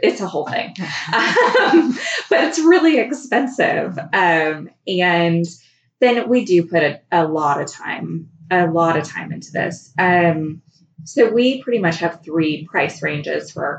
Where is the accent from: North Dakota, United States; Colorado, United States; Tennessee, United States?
Colorado, United States; Fort Collins; moved away as an adult; also born or lived in California / Hot Springs Village, Arkansas; I grew up in Colorado in Fort Collins, and I lived there until I was graduated from high school.